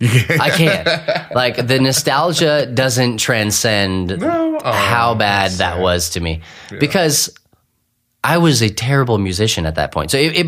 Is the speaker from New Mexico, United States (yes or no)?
yes; Clovis, New Mexico, United States; So it's we're in Eastern New Mexico right now, and this is where I grew up. I grew up in Clovis, New Mexico, and we are a literal stone's throw away from Texas.